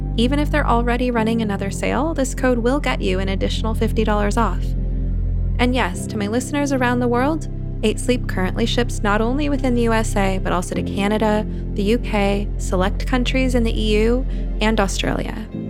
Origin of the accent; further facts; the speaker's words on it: Los Angeles, California, United States; I came from Los Angeles from a, a working class, mixed race neighborhood